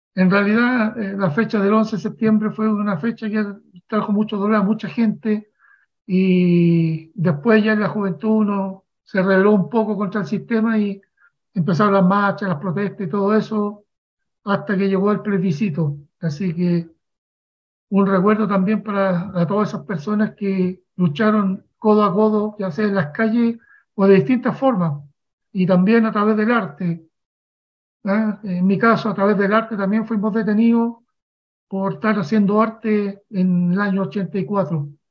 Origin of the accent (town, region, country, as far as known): Chile; born or raised there